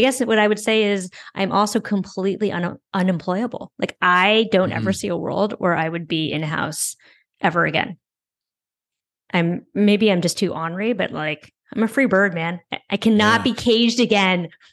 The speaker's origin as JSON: {"language": "English", "town": "San Francisco", "region": "California", "country": "United States", "tie": "born or raised there", "moved": "as an adult", "lives_now": "New York, United States", "said": "So I grew up in San Francisco. I never had a car there"}